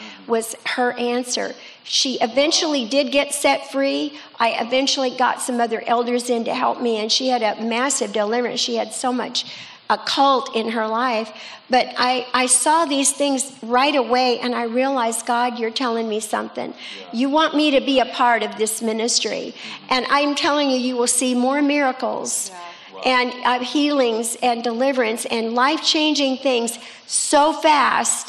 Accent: Escondido, California, United States; also born or lived in La Mesa, California; I grew up in Escondido, by the way, but I was born in La Mesa, not far from here

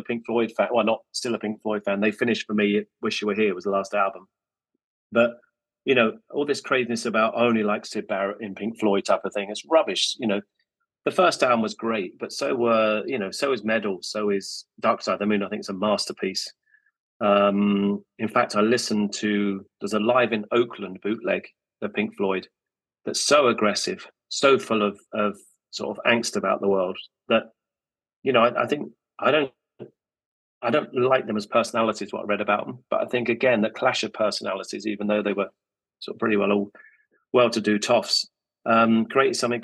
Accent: Luton, East of England, United Kingdom; I grew up in Luton on the Farleyhill estate

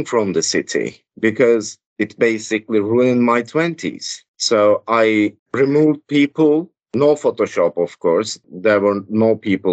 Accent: Istanbul, Turkey; I grew up in Istanbul

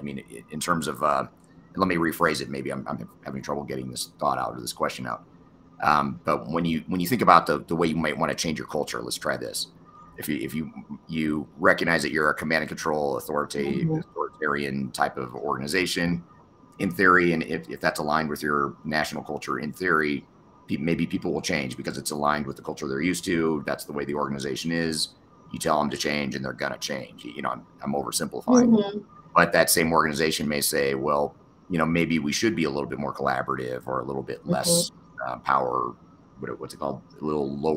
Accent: United States; I'm an American, which I am, I'm in the US

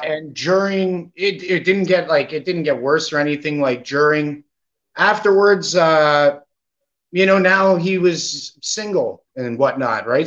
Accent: Canada; being Canada, uh, Canadian kid, right? Growing up in Canada, right? My whole life here

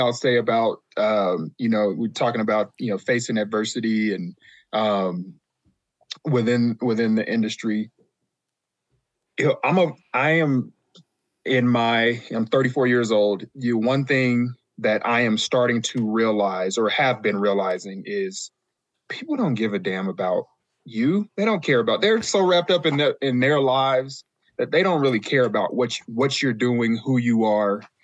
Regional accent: Las Vegas, Nevada, United States; when I was growing up in Vegas

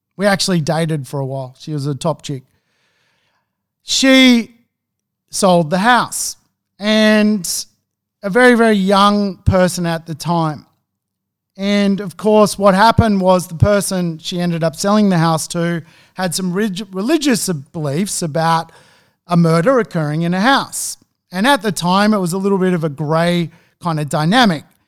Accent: Sydney, New South Wales, Australia; moved away as an adult; also born or lived in Gothenburg, Sweden; I grew up in Beverly Hills nine oh two one oh

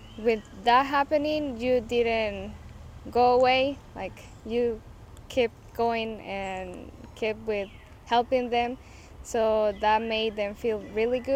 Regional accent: Gracias, Lempira, Honduras; also born or lived in Guanteque; I was born here in Gracias

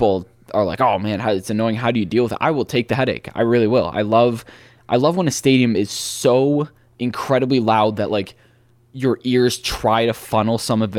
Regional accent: Cleveland, Ohio, United States; Yes, I'm from Ohio. I'm from Cleveland, Ohio.

